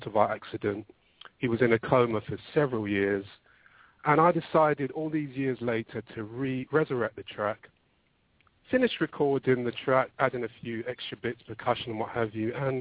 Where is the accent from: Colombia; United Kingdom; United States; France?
United Kingdom; London; Born and bred, yep, in London.